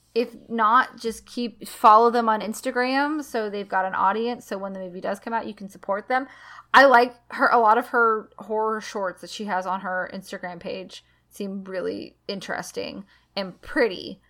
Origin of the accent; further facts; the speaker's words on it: United States; I'm American.